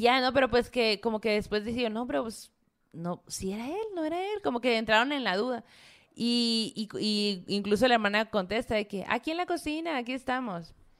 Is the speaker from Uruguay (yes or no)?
no; Sonora, Mexico; yo, la Zoe, la Mara, eh, somos de Sonora